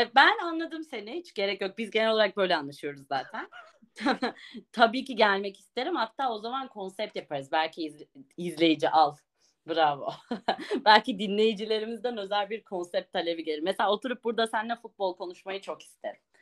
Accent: Ağrı, Ağrı Province, Turkey; also born or lived in Niğde; Ağrı merkez benim memleketim artık Niğde

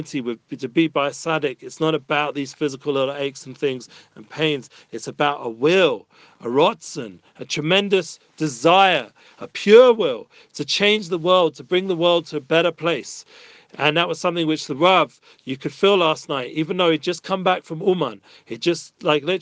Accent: London, United Kingdom; moved away as an adult; now in Israel; As young teenagers growing up in North London

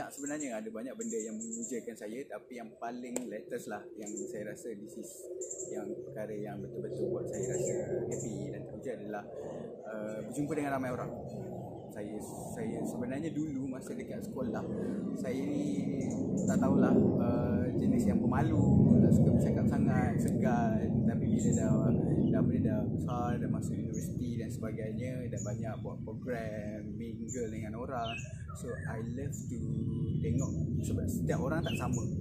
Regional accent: Kelantan, Malaysia; moved away as an adult; now in Johor, Malaysia; saya lahir dan membesar di Kelantan dan lepas tu terus sambung belajar degree saya di UTM Skudai.

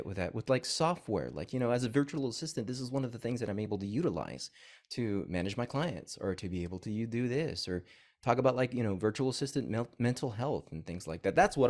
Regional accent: McKinney, Texas, United States; also born or lived in Corpus Christi, Texas; I grew up in, well, I was born in Corpus and I grew up in McKinney, Texas.

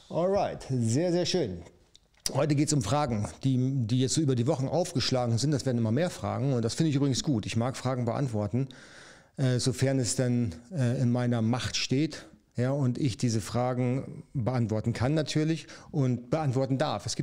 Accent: North Germany, Germany; Ich komme aus dem Norden. Jawohl, da komme ich eigentlich auch her. Man hört es auch an meinem Dialekt, der eigentlich nicht äh, erkennbar ist.

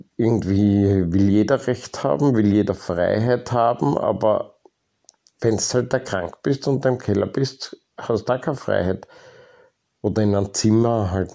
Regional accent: Austria; Ich wurde halt einfach in Österreich geboren

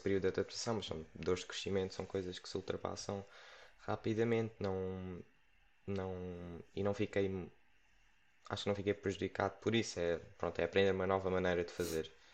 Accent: Setúbal, Portugal; also born or lived in Lisbon; sou cá de Portugal, sempre vivi cá e agora estou. Sou de Setúbal

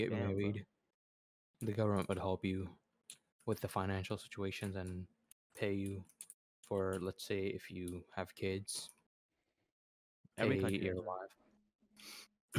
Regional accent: Libya; I am from Libya.

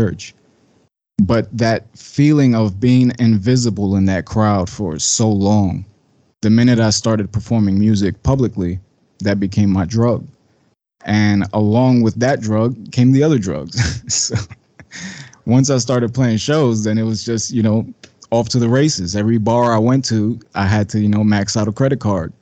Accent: New York City, New York, United States; I'm from Bushwick, Brooklyn, born and raised

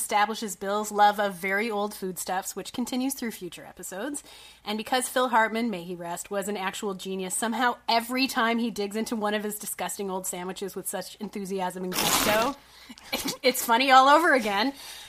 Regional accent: Canada; because I'm Canadian, I never took the SAT.

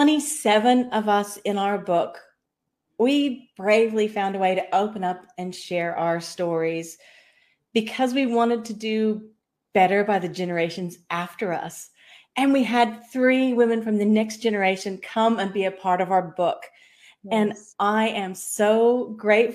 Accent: Kansas, United States; moved away as an adult; also born or lived in Sydney, Australia / Southeast Queensland, Australia; now in Far North Queensland, Australia; I was a Kansas-born girl

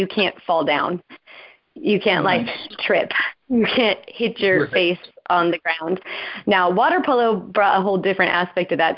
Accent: California, United States; moved away as an adult; also born or lived in Hawaii / San Diego / England; now in Japan; I'm originally from California

